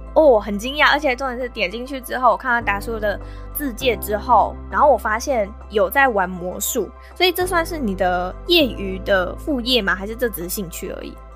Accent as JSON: {"language": "Chinese", "country": "Taiwan", "said": "我们台湾人"}